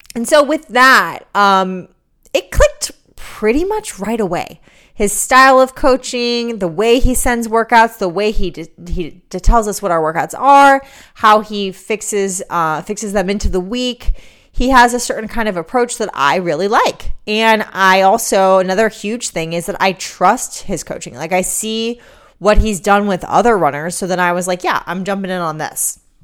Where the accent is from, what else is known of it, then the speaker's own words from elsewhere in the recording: New York City, New York, United States; moved away; I'm a New Yorker